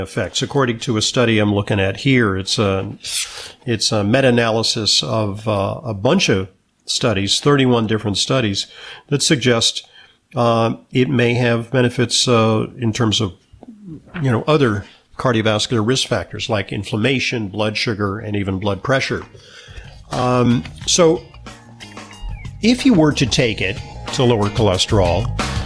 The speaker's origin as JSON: {"language": "English", "region": "New York", "country": "United States", "said": "I'm a New Yorker"}